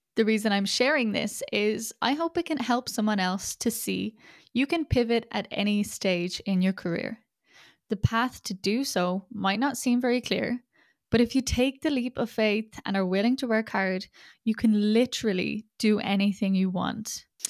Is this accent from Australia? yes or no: no; Ireland; first language English; moved away as an adult; also born or lived in China; I was born and raised in Ireland